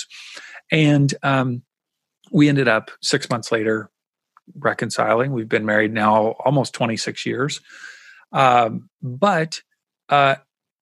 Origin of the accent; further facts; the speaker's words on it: Kentucky, United States; I grew up in Kentucky